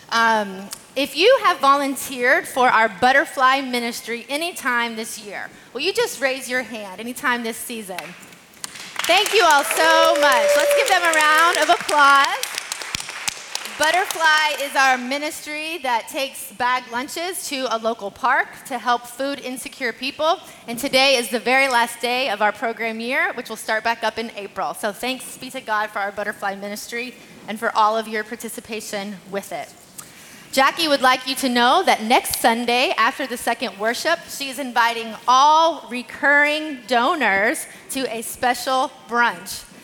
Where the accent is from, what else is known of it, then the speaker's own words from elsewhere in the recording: Kentucky, United States; Kentucky? I'm from Kentucky.